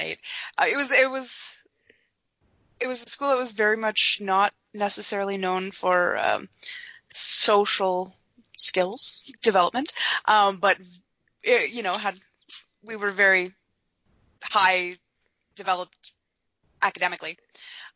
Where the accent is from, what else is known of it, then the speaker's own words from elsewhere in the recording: Ottawa Valley, Ontario, Canada; I grew up in the Ottawa Valley in the middle of nowhere.